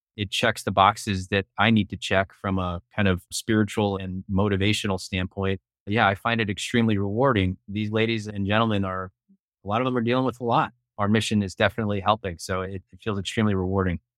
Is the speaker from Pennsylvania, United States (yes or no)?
no; Hoboken, New Jersey, United States; also born or lived in New York City; I'm born and raised in Hoboken, New Jersey, right across the Hudson River from Manhattan